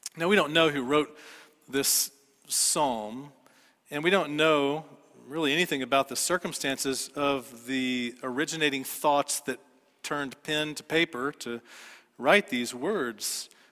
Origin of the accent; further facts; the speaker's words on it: Dallas, Texas, United States; I grew up in Dallas